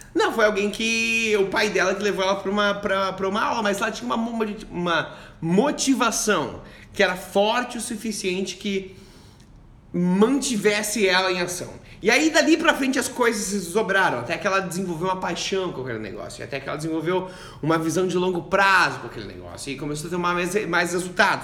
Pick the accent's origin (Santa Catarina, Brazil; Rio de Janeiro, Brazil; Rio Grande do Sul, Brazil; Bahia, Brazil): Santa Catarina, Brazil; Joinville; now in Kuala Lumpur, Malaysia; eu sou do sul de, de, do Brasil, de Joinville, de Santa Catarina